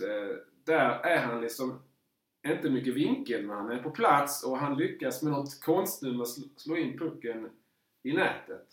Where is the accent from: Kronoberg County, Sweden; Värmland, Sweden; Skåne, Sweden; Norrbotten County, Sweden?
Kronoberg County, Sweden; Markaryd; jag är ju född i Markaryd